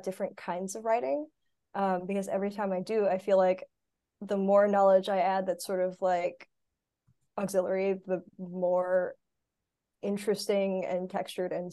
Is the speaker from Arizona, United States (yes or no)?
yes; Arizona, United States; moved away as an adult; also born or lived in California; now in North Carolina, United States; So I'm actually from Arizona